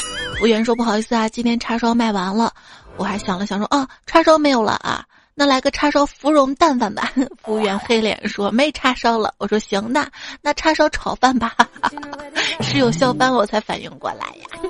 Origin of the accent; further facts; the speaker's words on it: Shaanxi, China; 在我们陕西